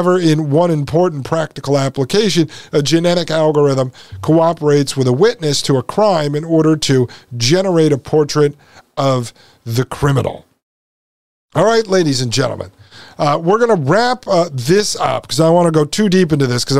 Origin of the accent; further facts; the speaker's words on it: Connecticut, United States; I was born and raised in Connecticut